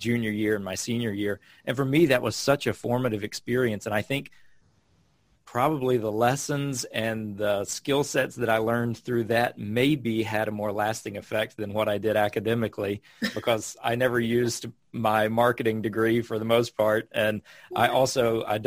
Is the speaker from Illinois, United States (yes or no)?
no; North Carolina, United States; moved away as an adult; also born or lived in Ghana; I grew up in North Carolina living outside